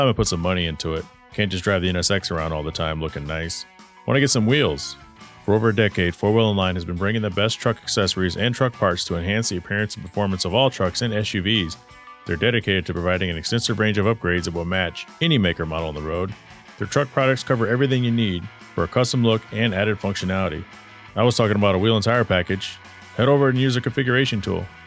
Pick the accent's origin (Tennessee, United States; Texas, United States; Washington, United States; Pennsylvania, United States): Texas, United States; moved away; I grew up in Texas, kindergarten through 12th grade